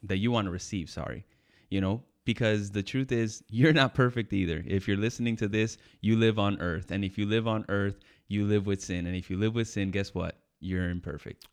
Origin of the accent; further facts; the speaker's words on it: New York, United States; I was born in New York